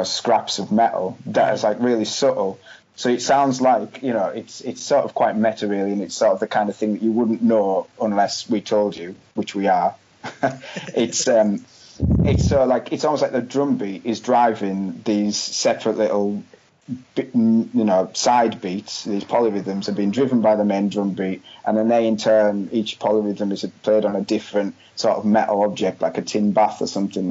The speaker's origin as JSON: {"language": "English", "area": "West Cumbria", "region": "North West England", "country": "United Kingdom", "tie": "born or raised there", "moved": "yes", "said": "where I was born in West Cumbria"}